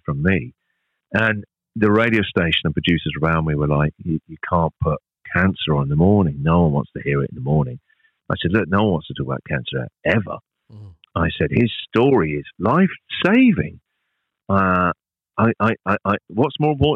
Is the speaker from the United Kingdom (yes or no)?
yes; United Kingdom; moved away as an adult; now in Australia